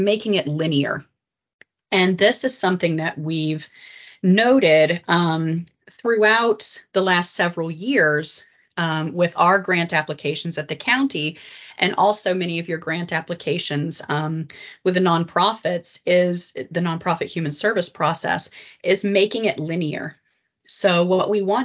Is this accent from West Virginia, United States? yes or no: yes; West Virginia, United States; I grew up in West Virginia